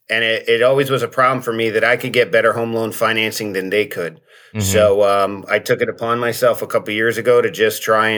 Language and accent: English; Pennsylvania, United States; moved away; I'm originally from Pennsylvania, but now I live in Florida, like everybody else in the world.